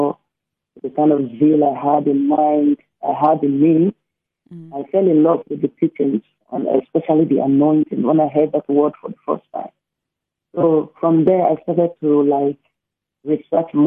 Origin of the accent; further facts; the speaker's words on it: Rivers State, Nigeria; So I come from a Christian background, a Christian home, and in Nigeria, River State, my origin